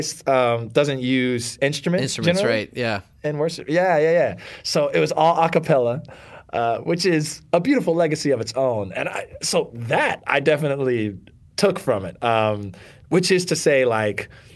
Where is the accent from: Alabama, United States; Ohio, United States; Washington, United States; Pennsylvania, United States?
Alabama, United States; Northwest; moved away as an adult; also born or lived in United Kingdom; now in New York City, United States; I grew up in Northwest Alabama, had a good education.